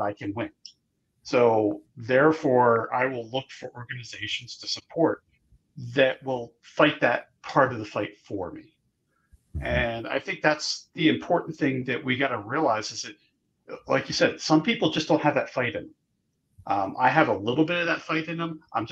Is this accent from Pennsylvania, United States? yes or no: yes; Philadelphia, Pennsylvania, United States; I grew up in Philly